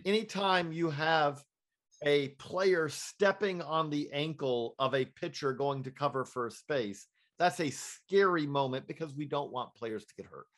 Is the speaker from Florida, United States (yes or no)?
no; Georgia, United States; I'm from Georgia